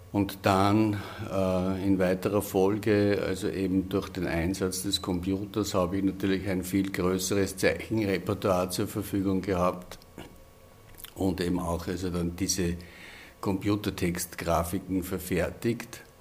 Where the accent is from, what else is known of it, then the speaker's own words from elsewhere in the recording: Upper Austria, Austria; Ich stamme aus dem Innviertel und habe also eigentlich von Kindheit an Dialekt gesprochen